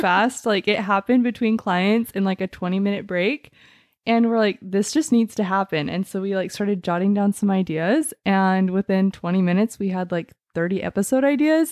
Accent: Mesa, Arizona, United States; I am from Mesa, Arizona

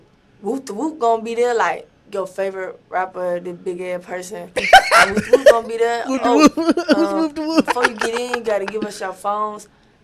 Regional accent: Atlanta, Georgia, United States; I'm from Atlanta.

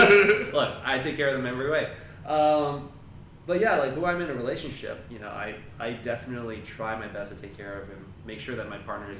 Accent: China; born there; moved away; Okay, so we moved from China. I was born in China, right? And I was one of those, like, fresh off the boat immigrant.

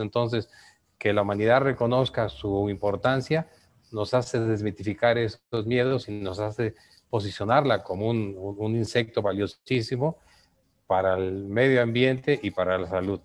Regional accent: Yucatán Peninsula, Mexico; Yo que vengo de la península de Yucatán

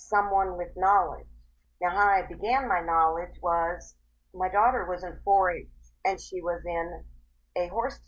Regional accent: Erie, Pennsylvania, United States; moved away as an adult; now in Union County, North Carolina, United States; I am originally from Erie, Pennsylvania

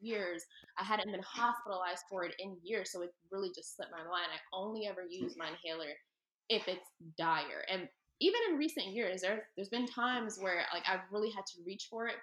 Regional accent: Philadelphia, Pennsylvania, United States; I'm obviously from Philly

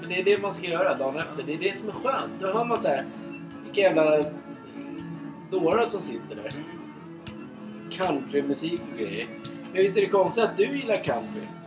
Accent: Sweden; vi är från Sverige

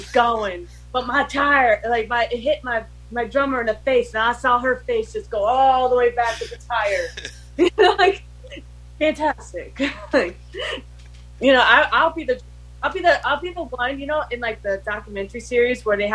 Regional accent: Connecticut, United States; we're from Connecticut.

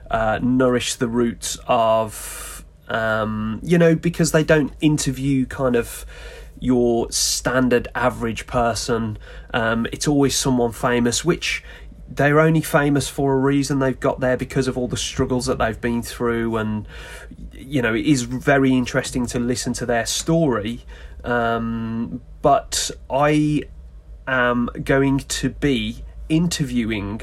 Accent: West Midlands, United Kingdom; Born and bred in the West Midlands in the UK

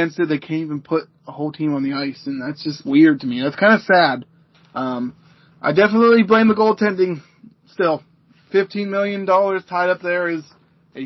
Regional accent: Pittsburgh, Pennsylvania, United States; I'm from Pittsburgh

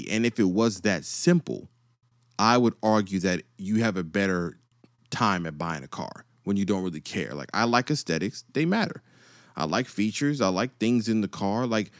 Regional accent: East Coast, United States; See, I grew up on the East Coast and the West Coast. So I went from sunny to snow.

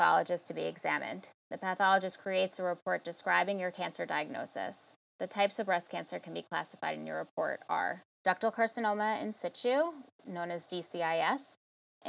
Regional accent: Long Island, New York, United States; now in Queens, New York, United States; originally from Long Island, but currently reside in Queens, New York

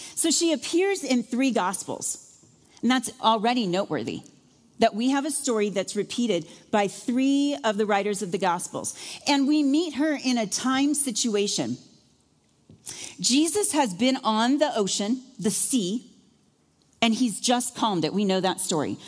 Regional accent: Iowa, United States; moved away; I'm from Iowa

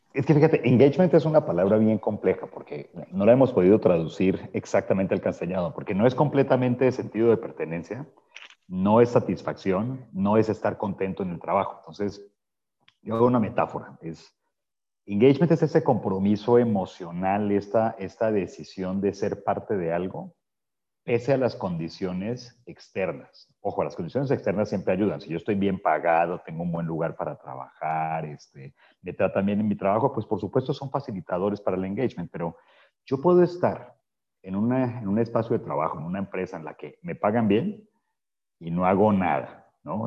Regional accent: Colombia; mi tierra natal

